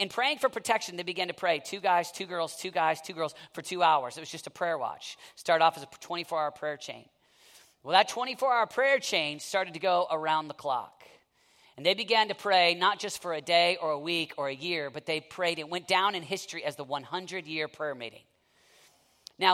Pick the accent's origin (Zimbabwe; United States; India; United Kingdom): United States; Oklahoma; I'm from Oklahoma. Herrnhut, you know, that's how we say it in Oklahoma